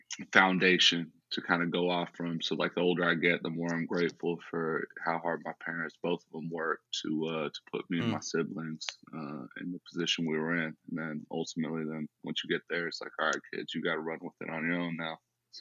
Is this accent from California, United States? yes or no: yes; San Ramon, California, United States; It's kind of like, middle-class community. I mean, grew up riding bikes with my little friends.